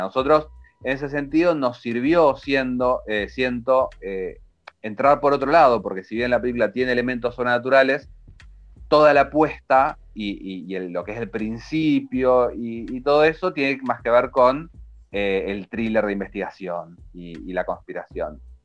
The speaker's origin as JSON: {"language": "Spanish", "country": "Argentina", "said": "somos argentinos"}